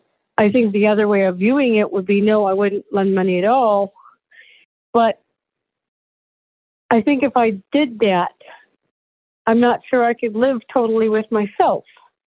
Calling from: Michigan, United States; from Michigan.

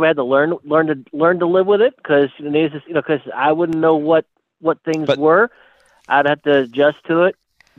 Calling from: Ohio, United States; I'm in Ohio.

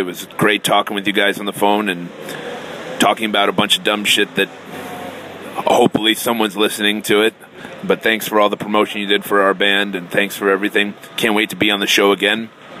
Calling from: San Sebastian, Basque Country, Spain; I'm calling in from San Sebastian, Spain right now. We're on a big European tour

